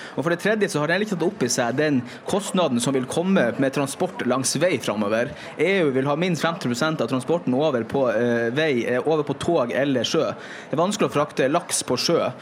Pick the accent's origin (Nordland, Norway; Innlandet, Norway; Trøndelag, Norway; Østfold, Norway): Nordland, Norway; Andøy; jeg kommer selv fra Andøy